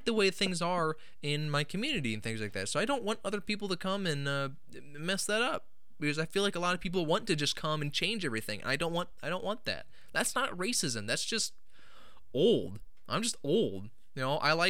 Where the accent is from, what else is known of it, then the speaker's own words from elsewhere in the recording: Omaha, Nebraska, United States; they come to like my hometown